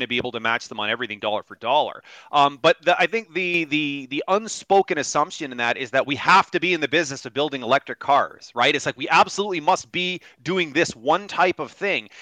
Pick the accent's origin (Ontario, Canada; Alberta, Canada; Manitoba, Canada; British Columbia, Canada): Ontario, Canada; Kitchener; My hometown Kitchener Waterloo has gone through so many different iterations.